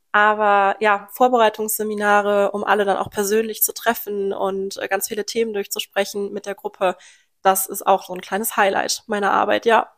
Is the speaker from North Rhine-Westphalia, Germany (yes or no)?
yes; Lohmar, North Rhine-Westphalia, Germany; ich komme hier aus dem Großraum Loma. Bin hier aufgewachsen und auch immer noch hier, aus dem Rhein-Sieg-Kreis